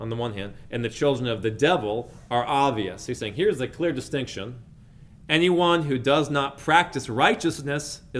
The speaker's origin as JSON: {"language": "English", "area": "outside of Pittsburgh", "region": "Pennsylvania", "country": "United States", "tie": "born or raised there", "said": "when I was a little boy, I was growing up outside of Pittsburgh, Pennsylvania in the early 2000s"}